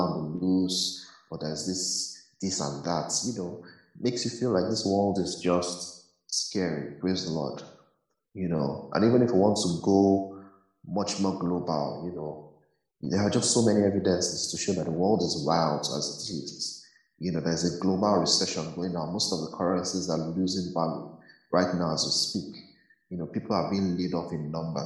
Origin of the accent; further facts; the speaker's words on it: Nigeria; growing up in Nigeria